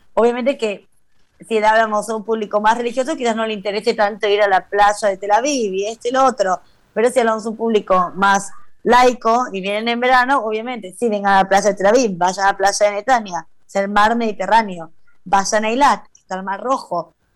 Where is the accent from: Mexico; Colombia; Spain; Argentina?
Argentina; now in Israel; éramos, no sé, como 500 argentinos ahí metidos con la bandera cantando